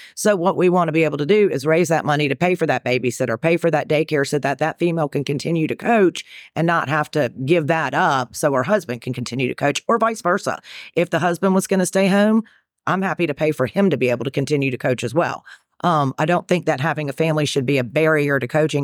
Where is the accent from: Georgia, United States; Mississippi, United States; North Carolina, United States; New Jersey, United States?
North Carolina, United States; accent: Carolina-ish; moved away as an adult; also born or lived in New York / South Alabama; now in Knoxville, United States; born in New York, raised in North Carolina, so I'm a fast-talking Southerner, but I'm currently living in Knoxville, Tennessee.